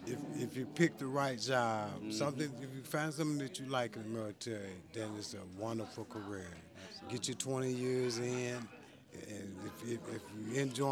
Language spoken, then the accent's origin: English; Mount Sterling, Kentucky, United States; also born or lived in Cincinnati, Ohio; I grew up in Mount Sterling, Kentucky.